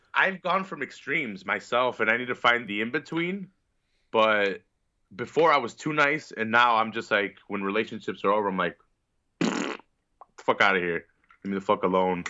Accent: Chicago, Illinois, United States; I'm from Chicago.

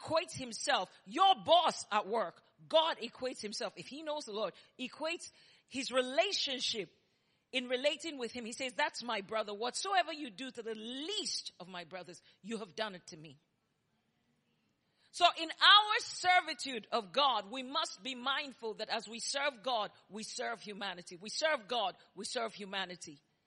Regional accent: Nigeria; moved away as an adult; also born or lived in New York; now in Texas, United States; if you hear my accent and his accent, you know we were both born in Nigeria. I'm 100% made in Nigeria, and I'm proud to be a Nigerian.

